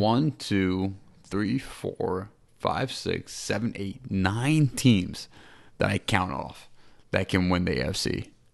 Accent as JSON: {"language": "English", "region": "New York", "country": "United States", "said": "I'm from New York"}